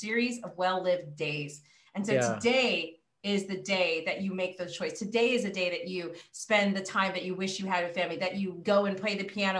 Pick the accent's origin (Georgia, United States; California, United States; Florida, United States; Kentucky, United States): California, United States; I'm from California